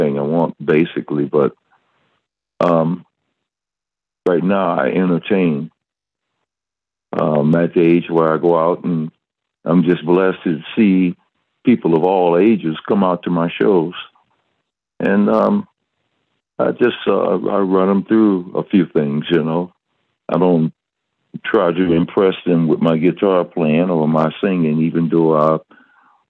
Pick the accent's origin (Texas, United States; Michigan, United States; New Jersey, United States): Michigan, United States; Detroit; also born or lived in Atlanta, Georgia; I grew up in Detroit. That was my upbringing